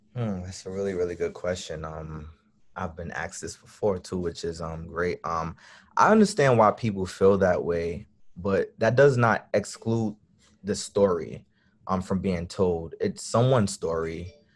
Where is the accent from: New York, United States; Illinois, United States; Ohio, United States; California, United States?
New York, United States; New York City; I'm from Brooklyn, New York